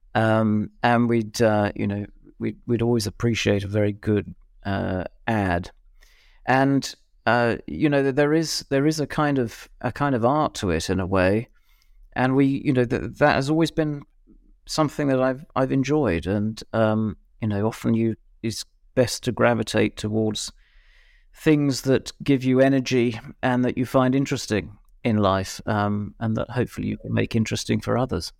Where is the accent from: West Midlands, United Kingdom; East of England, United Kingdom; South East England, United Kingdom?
West Midlands, United Kingdom; Birmingham; I'm from Birmingham